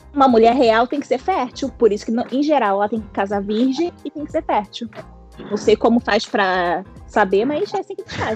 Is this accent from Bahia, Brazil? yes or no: no; Rio de Janeiro, Brazil; Nós, como, enquanto cariocas